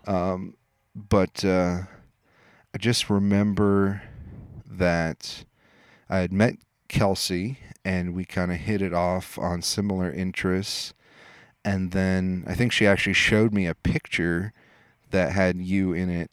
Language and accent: English; Des Moines, Iowa, United States; I grew up in Des Moines